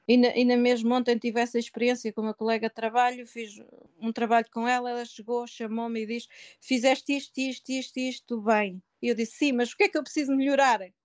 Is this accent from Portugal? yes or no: yes; Portugal; moved away as an adult; also born or lived in Canada; now in England, United Kingdom; tenho orgulho de ser portuguesa e sinto-me na pele portuguesa